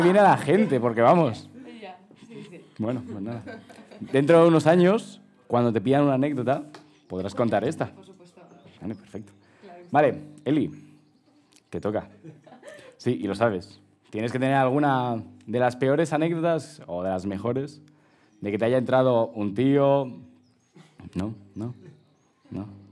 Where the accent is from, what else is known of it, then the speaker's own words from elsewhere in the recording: Madrid, Community of Madrid, Spain; somos chavales de Madrid